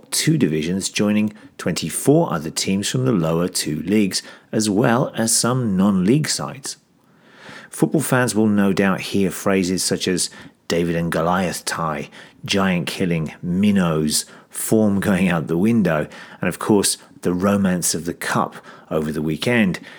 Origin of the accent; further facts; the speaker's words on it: Greece; I'm from Greece. My favorite team is Olympiacos, and you're listening to languagecaster.com.